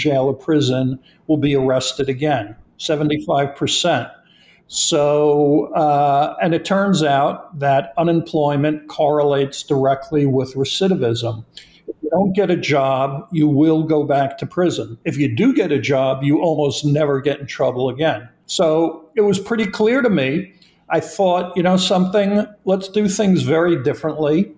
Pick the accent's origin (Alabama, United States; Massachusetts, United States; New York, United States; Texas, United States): New York, United States; I'm from New York